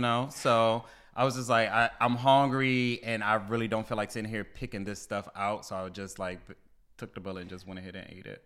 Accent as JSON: {"language": "English", "town": "Baltimore", "region": "Maryland", "country": "United States", "moved": "yes", "lives_now": "DMV, United States", "said": "I'm from Baltimore. I said, you know, originally from Baltimore, but I live, you know, down here in DMV now"}